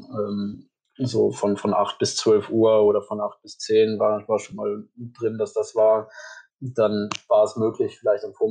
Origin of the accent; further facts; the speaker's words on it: Wallonia, Belgium; kommen aus Deutschland oder dann eben aus dem Grenzgebiet bei uns in Ostbelgien. Äh, das sind dann aber auch dann immer vereinzelte Personen, für deutsche Unternehmen bin ich halt kein Deutscher.